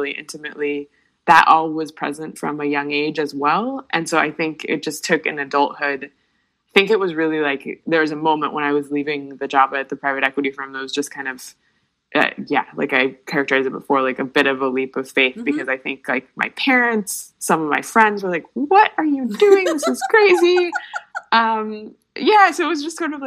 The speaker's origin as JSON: {"language": "English", "country": "United States", "said": "as an American"}